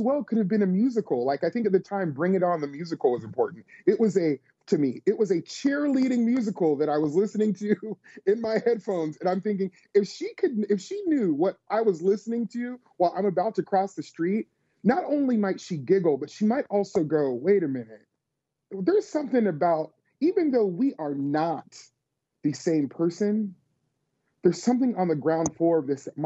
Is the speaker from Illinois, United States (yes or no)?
no; Las Vegas, Nevada, United States; born or raised there; now in Tennessee, United States